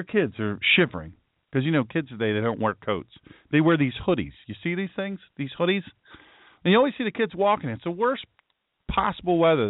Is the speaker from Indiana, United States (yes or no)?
no; Sussex County, Delaware, United States; I'm specifically from Sussex County.